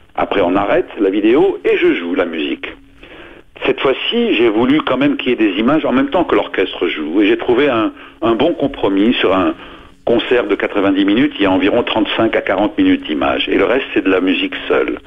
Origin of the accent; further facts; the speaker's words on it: Lebanon; moved away; je suis né au Liban et au Liban, moi, j'étais pensionnaire chez les Jésuites très tôt, à 4 ans, jusqu'à 14.